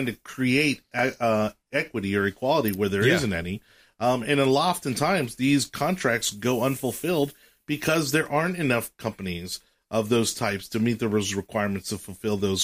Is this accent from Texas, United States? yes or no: no; Miami, Florida, United States; I grew up in Miami, very socially liberal